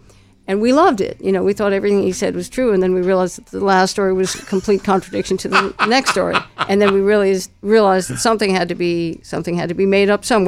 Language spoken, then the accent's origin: English; New York City, New York, United States; also born or lived in Princeton, New Jersey; And then we moved into Sullivan Street in New York City, which was an Italian neighborhood.